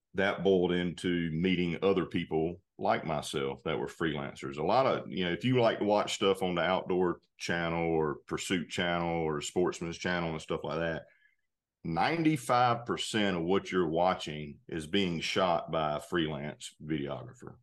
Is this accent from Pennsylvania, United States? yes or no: no; North Carolina, United States; moved away as an adult; now in Georgia, United States; I grew up in North Carolina, actually. I, I live in Georgia now.